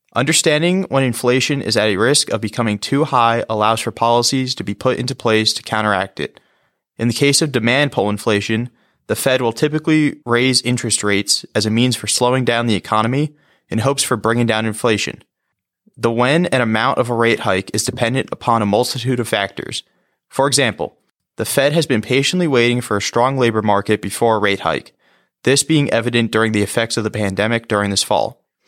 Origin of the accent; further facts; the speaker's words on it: West Nyack, New York, United States; my hometown is West Nyack, New York